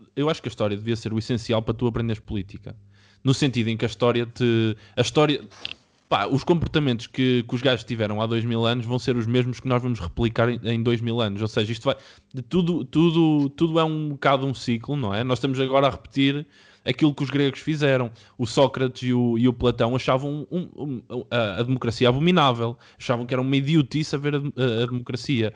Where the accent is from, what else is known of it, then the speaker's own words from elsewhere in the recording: Portugal; de onde eu venho, venho de Oliveira das Meias